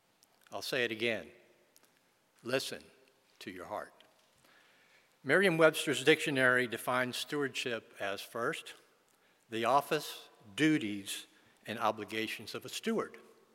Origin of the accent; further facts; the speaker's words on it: western Venezuela, Venezuela; I was born and raised in Western Venezuela, the youngest of five children, two girls, followed by three boys.